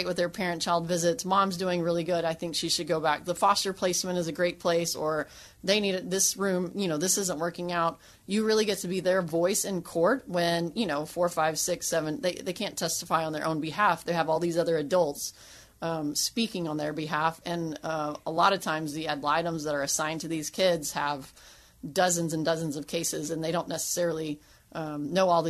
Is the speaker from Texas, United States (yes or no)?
yes; West Texas, United States; I was raised in West Texas